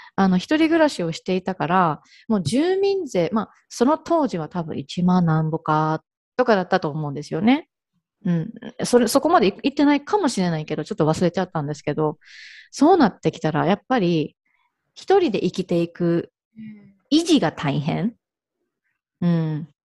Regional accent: Ehime, Japan; moved away as an adult; also born or lived in Hirakata, Osaka / Kanto; now in Kagawa, Japan; あの、愛媛生まれ、愛媛育ちなんですけれども

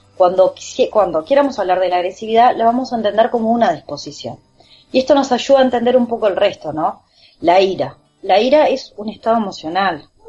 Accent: Uruguay; somos uruguayos

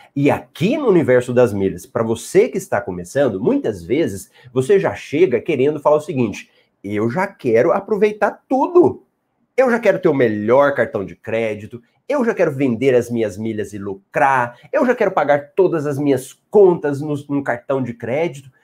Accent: Goiânia, Goiás, Brazil; accent: Goiás; eu sou de Goiás, Goiânia. Então, esse sotaque que você ouve aqui, ele veio de Goiás, não é de Minas

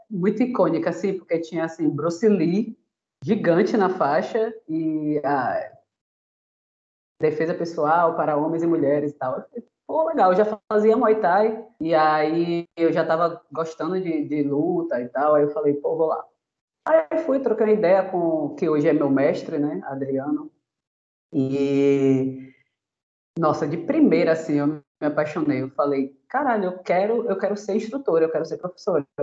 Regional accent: Itabuna, Bahia, Brazil; moved away as an adult; now in Aracaju, Brazil; eu sou de Itabuna também. É, sou do sul da Bahia, graças a Deus. Melhor terra não há

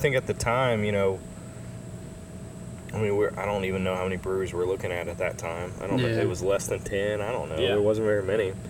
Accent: Houston, Texas, United States; I was raised in Houston, so Houston's home

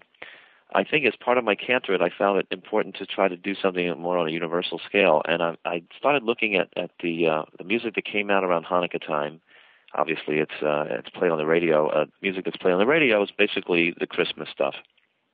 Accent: Philadelphia, Pennsylvania, United States; moved away; I grew up back east in Philadelphia

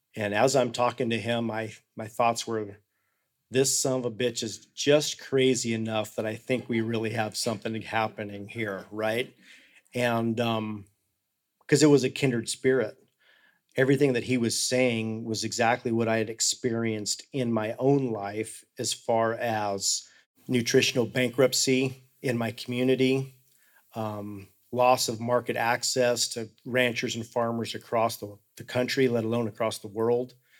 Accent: Hotchkiss, Colorado, United States; I was born and raised in Hotchkiss, Colorado, which is in the same county that I live right now.

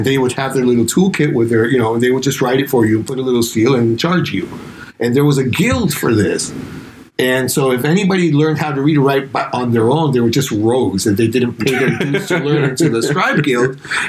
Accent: Spain; first language Spanish; English is a second language; moved away as an adult; now in United States; When we switch, in Spanish, we all sound from the same part of Spain. When we switch to English or French or German, we will all sound from different parts of the world.

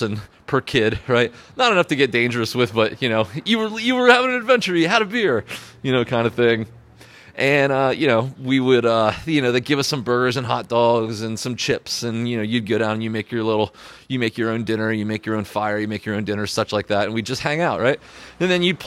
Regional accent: Pennsylvania, United States; moved away as an adult; I grew up in Pennsylvania

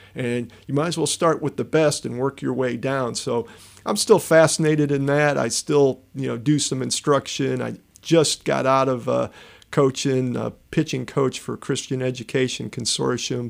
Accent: Chicago, Illinois, United States; growing up in Chicago

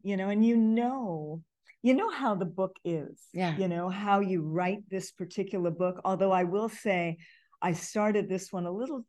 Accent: Hawaii, United States; You know, it's interesting because I grew up in Hawaii, so Chinese in Hawaii is different from Chinese growing up in the LA area.

